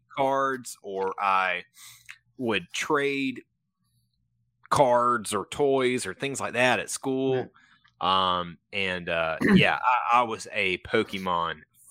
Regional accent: Podunk, South Carolina, United States; I'm from Podunk, South Carolina, man.

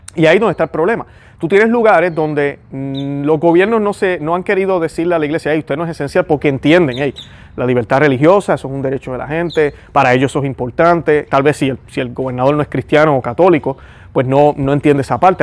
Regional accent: Puerto Rico; los puertorriqueños somos puertorriqueños, eso nos hace hermanos, porque tenemos en común una tierra, tenemos en común una patria

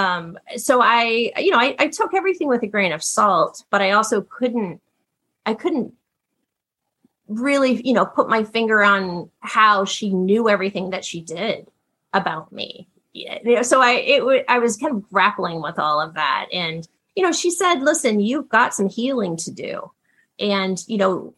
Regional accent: Ohio, United States; I grew up in a very, very grounded upbringing. My parents were teachers. My dad was a football coach. I'm from Ohio

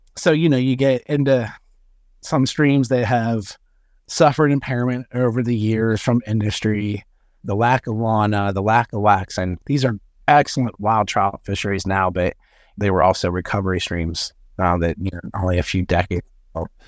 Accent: Butler, Pennsylvania, United States; moved away as an adult; now in Potter County, Pennsylvania, United States; I grew up in Butler County, uh, about an hour north of Pittsburgh.

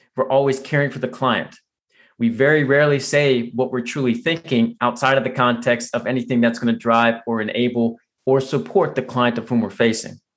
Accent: right outside Washington D.C., Virginia, United States; moved away; actually grew up in Virginia, right outside Washington D.C. I still consider it home.

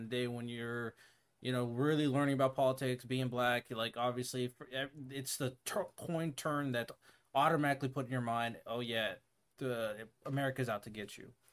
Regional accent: Hawaii, United States; moved away; I grew up in Hawaii.

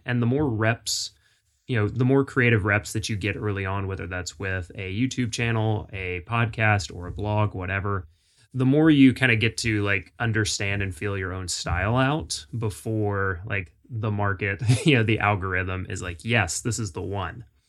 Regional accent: Jacksonville, Florida, United States; moved away as an adult; now in Nashville, United States; I grew up in Florida, Florida boy, uh, Jacksonville

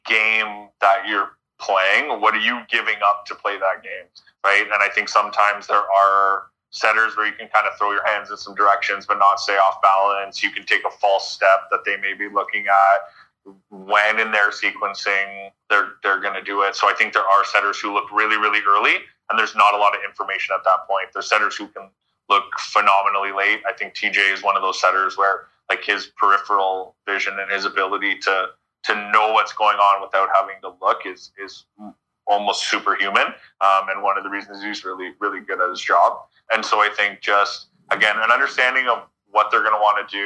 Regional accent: Canada; being a Canadian middle blocker at the time

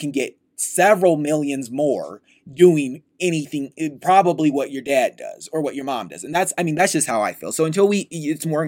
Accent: United States; we're American

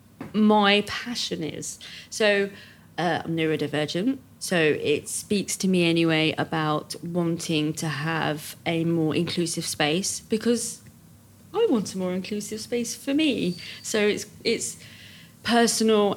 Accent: United Kingdom; we're British

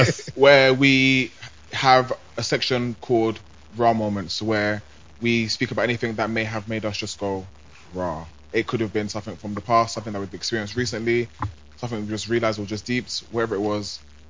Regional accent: United Kingdom; I'm British. I'm black.

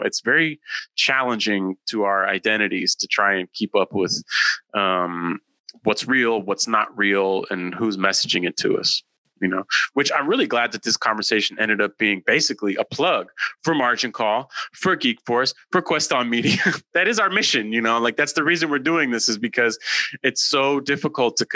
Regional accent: San Francisco, California, United States; the people I grew up with in San Francisco

